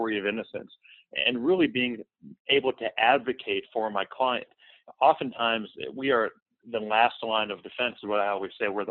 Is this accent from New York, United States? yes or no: no; Tampa, Florida, United States; I grew up in Tampa, Florida